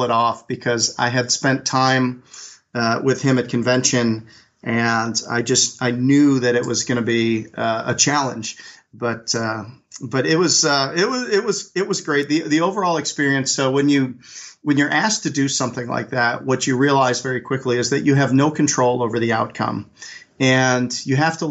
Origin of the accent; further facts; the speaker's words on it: Chicago, Illinois, United States; moved away as an adult; also born or lived in North Carolina; I grew up in Chicago and got a football scholarship out to North Carolina